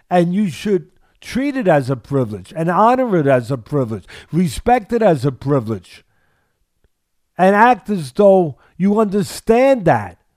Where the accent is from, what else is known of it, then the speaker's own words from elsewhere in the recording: Missouri, United States; There it is, Missouri. All right, so I, I'm I'm from Missouri.